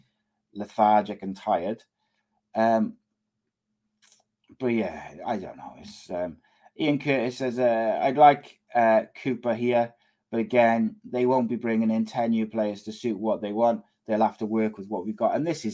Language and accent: English; Cardiff, Wales, United Kingdom; a Cardiff boy. If my hometown club came calling